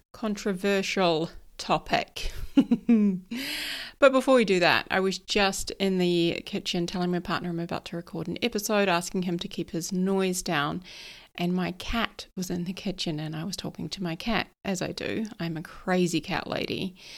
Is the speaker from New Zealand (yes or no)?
yes; New Zealand; So although I live here in New Zealand and I'm a Kiwi, apparently I get a bit of an American accent going